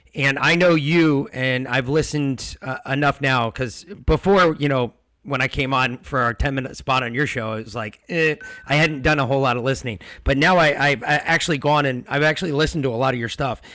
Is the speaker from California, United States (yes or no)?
no; Georgia, United States; we're from Georgia